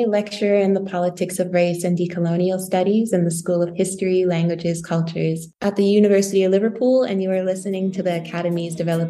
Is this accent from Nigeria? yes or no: yes; Nigeria; also born or lived in Saudi Arabia / Canada; now in United Kingdom; I lived in Canada, but I'm born in Saudi Arabia. And then I'm a Nigerian. So Nigerian, Canadian, Saudi born, now UK British citizen.